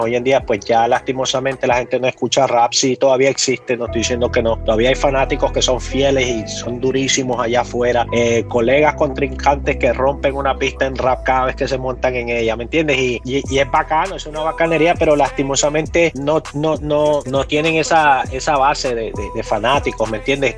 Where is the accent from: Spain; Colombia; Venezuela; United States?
United States; New York City, New York; yo soy nacido aquí, soy nacido aquí en Nueva York, yo nací aquí, me crié en las calles de Nueva York